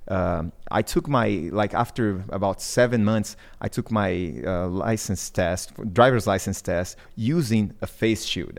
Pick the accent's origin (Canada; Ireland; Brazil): Brazil; English is a second language; moved away as an adult; also born or lived in Mozambique; now in Peru; I'm from Brazil, and I had, uh, that language